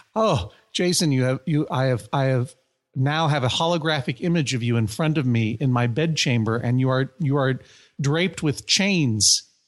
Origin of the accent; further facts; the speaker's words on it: United States; I'm an American. I'm not, I'm not from Transylvania.